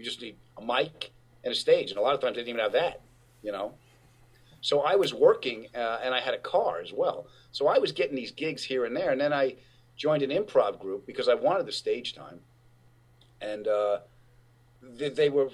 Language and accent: English; Long Island, New York, United States; I was from Long Island